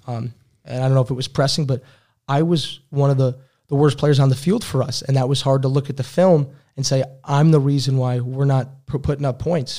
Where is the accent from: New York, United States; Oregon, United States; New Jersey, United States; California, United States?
New York, United States; Albany; moved away as an adult; also born or lived in Troy, New York / Brockport, New York; now in Berlin, Germany; I grew up in Albany, New York